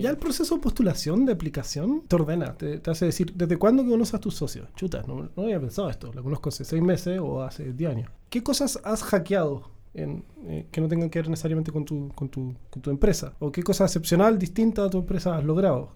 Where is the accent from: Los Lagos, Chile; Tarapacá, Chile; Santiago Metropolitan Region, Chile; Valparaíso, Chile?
Los Lagos, Chile; Puerto Montt; yo soy de Puerto Montt